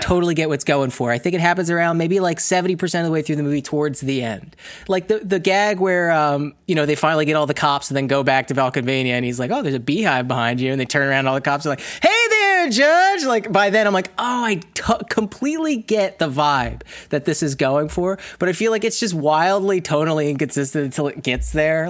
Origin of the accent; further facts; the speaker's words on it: New Jersey, United States; I'm from, like, northeast United States, I'm from South Jersey, um, it, a suburb right outside of Philadelphia.